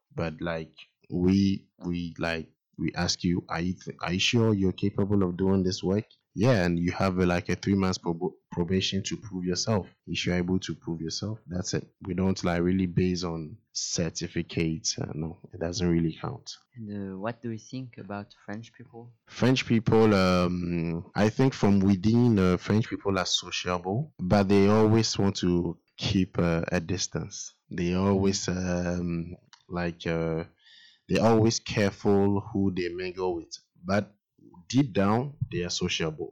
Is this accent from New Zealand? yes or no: no; Ghana; I'm from Ghana, a country in West Africa